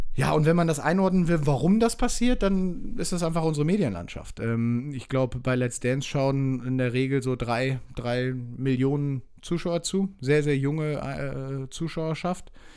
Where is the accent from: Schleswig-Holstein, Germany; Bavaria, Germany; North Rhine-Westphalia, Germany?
North Rhine-Westphalia, Germany; Leverkusen; also born or lived in Münster; Ich bin in Leverkusen groß geworden, in Münster geboren, aber mit drei Jahren nach Leverkusen gezogen